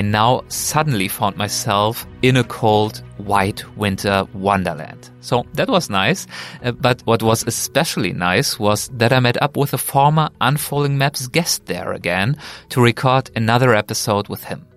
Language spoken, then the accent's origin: English; Germany; moved away as an adult; now in Philadelphia, United States; my home country of Germany